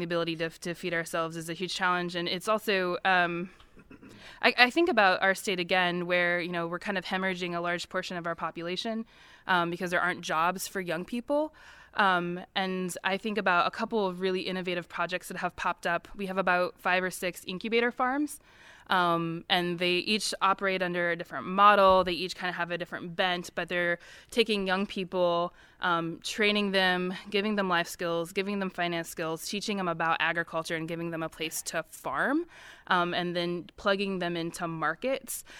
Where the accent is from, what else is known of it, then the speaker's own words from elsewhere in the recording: Missouri, United States; moved away as an adult; now in West Virginia, United States; I grew up in the Midwest. I grew up in Missouri